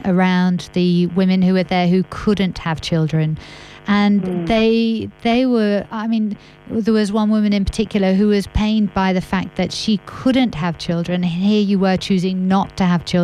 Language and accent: English; France; moved away; I grew up in France